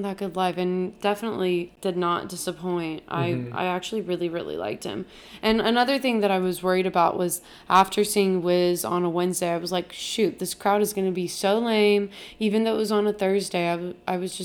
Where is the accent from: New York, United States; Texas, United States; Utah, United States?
Texas, United States; Houston; we grew up in Houston, right? Very close to Louisiana